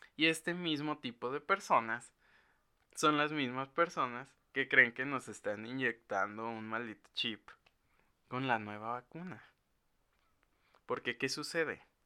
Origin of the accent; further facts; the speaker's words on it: Mexico; los que somos de México